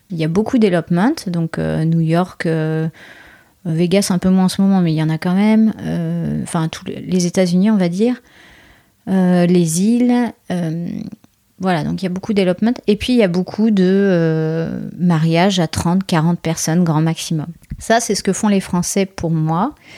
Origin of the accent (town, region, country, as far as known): France